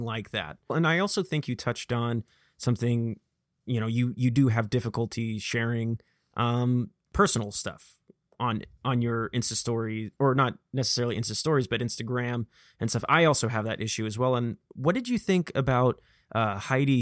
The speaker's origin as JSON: {"language": "English", "town": "Vacaville", "region": "California", "country": "United States", "accent": "Vacaville", "said": "I have the classic Vacavillon, uh, accent"}